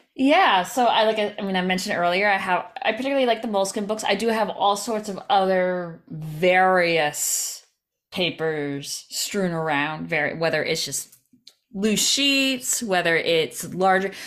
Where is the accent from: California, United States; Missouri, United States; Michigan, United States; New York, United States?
New York, United States; Albany; now in New York City, United States; where I grew up in Albany